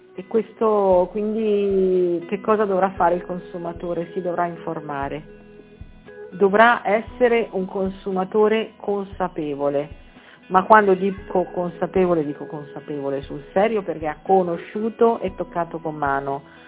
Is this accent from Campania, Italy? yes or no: yes; Campania, Italy; now in Marche, Italy; io sono nata in Campania